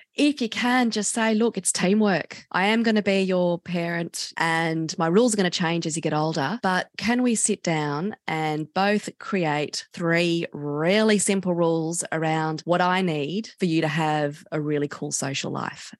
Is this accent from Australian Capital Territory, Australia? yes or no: yes; Canberra, Australian Capital Territory, Australia; I grew up in Canberra and we all started drinking our group at the age of 14